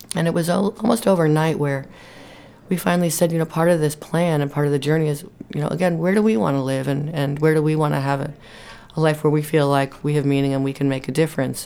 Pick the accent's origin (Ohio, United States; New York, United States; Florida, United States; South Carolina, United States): New York, United States; New York City; moved away as an adult; now in Maine, United States; I'm from New York City and spent my first year of college here in Maine.